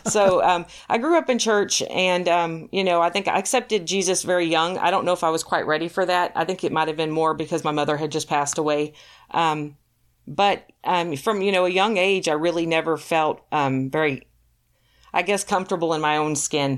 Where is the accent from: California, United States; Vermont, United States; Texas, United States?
Texas, United States; moved away as an adult; also born or lived in Ohio; now in Michigan, United States; I'm from Texas